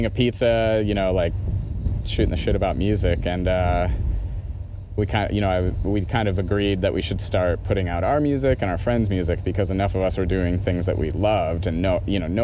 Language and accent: English; Kalamazoo, Michigan, United States; I'm from Kalamazoo, Michigan